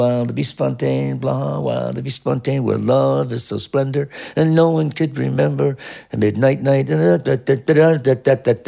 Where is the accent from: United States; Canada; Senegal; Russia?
Canada; being a Canadian, we had all the Canadian groups that would cover all the black music.